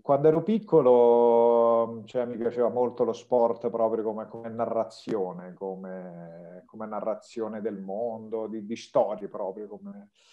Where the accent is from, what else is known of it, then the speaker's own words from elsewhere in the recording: province of Rome, Lazio, Italy; moved away as an adult; also born or lived in Russia; sono nato e cresciuto in provincia di Roma.